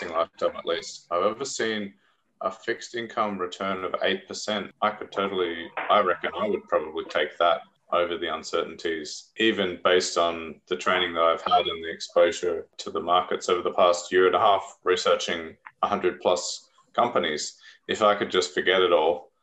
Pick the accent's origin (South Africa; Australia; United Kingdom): Australia; As an Australian